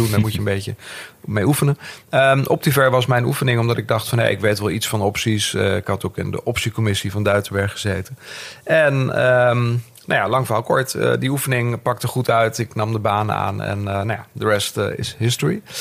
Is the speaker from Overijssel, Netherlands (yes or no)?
yes; Overijssel, Netherlands; Ehm, ik ben eh, geboren en getogen in Twente. Echte tukker, hoor je tegenwoordig niet meer. Maar mijn moeder was logopediste, dus dat verklaart een hoop.